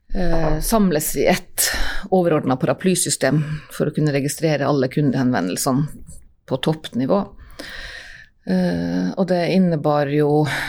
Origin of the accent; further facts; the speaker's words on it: Nordreisa, Troms, Norway; moved away as an adult; also born or lived in Trondheim; Ja, jeg er fra Reisa og har kontor i Nordreisa